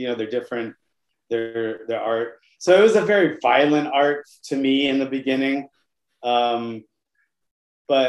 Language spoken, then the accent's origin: English; Hawaii, United States; I grew up in Hawaii. I started really young there